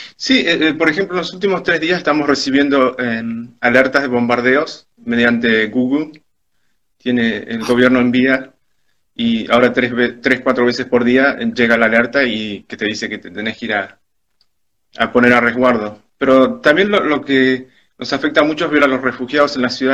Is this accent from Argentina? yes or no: yes; Argentina; also born or lived in Spain; now in Ukraine; soy argentino y español